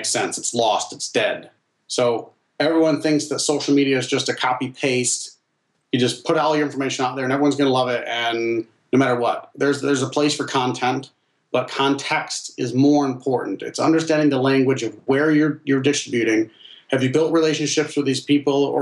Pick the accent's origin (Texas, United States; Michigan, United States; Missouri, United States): Michigan, United States; Northern; also born or lived in China; growing up in Northern Michigan